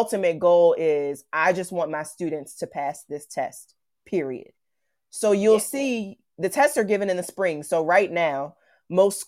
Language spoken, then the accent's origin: English; Virginia, United States; I'm from Virginia, which is on the East Coast of the United States.